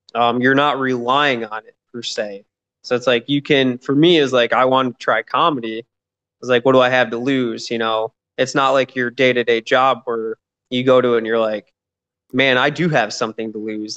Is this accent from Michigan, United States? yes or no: yes; Michigan, United States; moved away as an adult; now in Atlanta, United States; I'm originally from Michigan. Um, I'm here in Atlanta, Georgia. Been here about two and a half years now